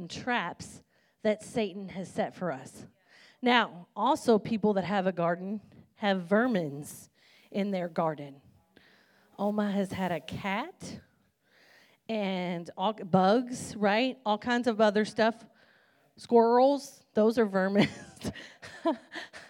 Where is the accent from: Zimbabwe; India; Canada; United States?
United States; Kentucky; I'm a country girl. I'm from Kentucky